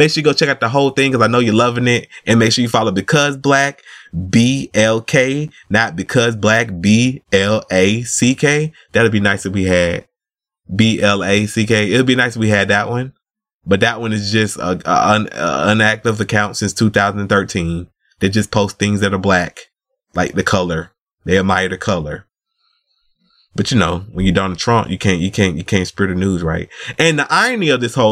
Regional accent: United States; We was born in America

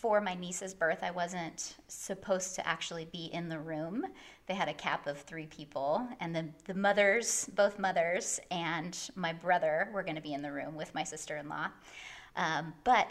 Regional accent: Bakersfield, California, United States; moved away as an adult; now in Los Angeles, United States; I am originally from Bakersfield, which is not that far from LA, and then I've been in LA for about 11 years

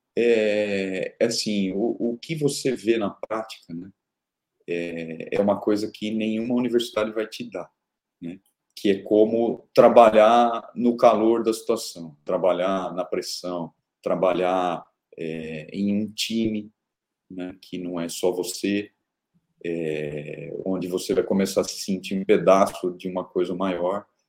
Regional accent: Araraquara, São Paulo, Brazil; eu nasci em Araraquara, interior de São Paulo, no Brasil

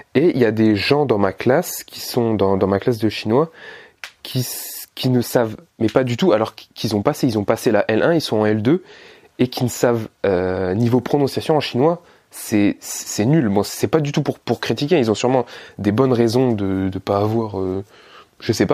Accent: France; je suis français, je vis avec des Français

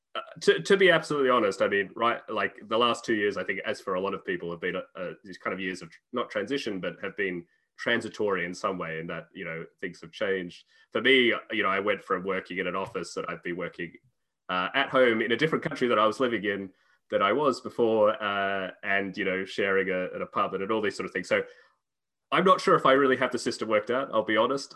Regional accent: Australia; moved away as an adult; also born or lived in United Kingdom / Cambridge; now in Czech Republic; I'm originally Australian, uh, although I currently live in the Czech Republic

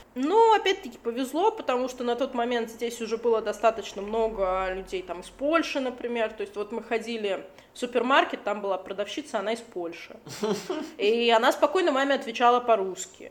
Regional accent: Latvia; moved away as an adult; now in Cyprus; Я родилась в Латвии, на побережье Балтийского моря.

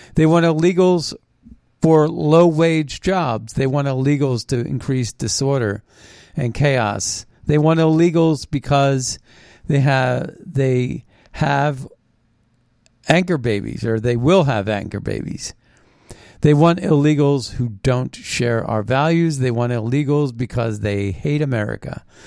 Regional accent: Philadelphia, Pennsylvania, United States; moved away; I'm a Philadelphian. I was born in Philadelphia. I know Philly

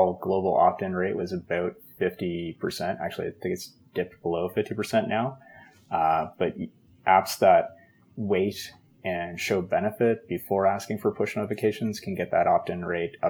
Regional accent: Canada; I'm Canadian

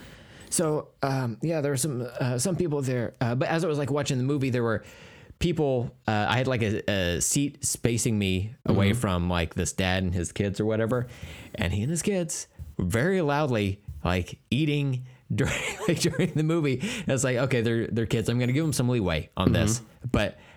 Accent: United States; I'm American

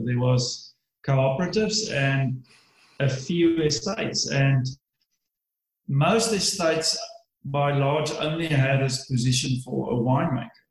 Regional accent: Swartland, Western Cape, South Africa; I grew up in the Swartland

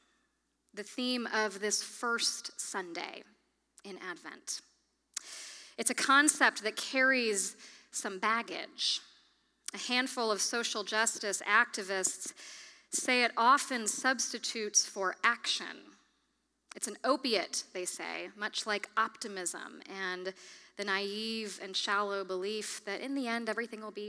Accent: Kalamazoo, Michigan, United States; my hometown of Kalamazoo, Michigan

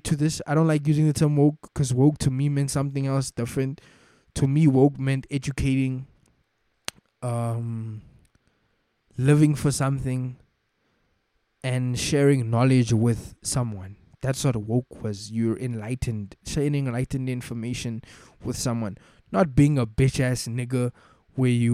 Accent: South Africa; as a South African

